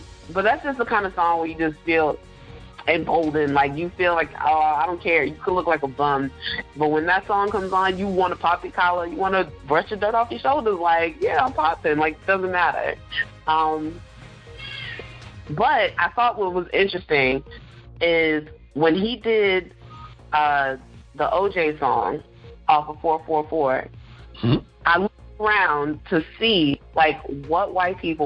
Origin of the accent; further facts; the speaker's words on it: New York, United States; moved away; I was born in New York. I have family there